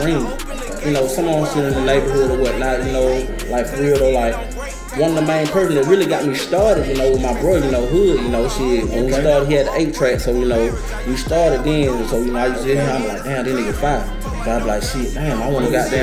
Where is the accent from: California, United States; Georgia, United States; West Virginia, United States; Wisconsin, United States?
Georgia, United States; Griffin; I'm from Griffin, Georgia, man. Spalding County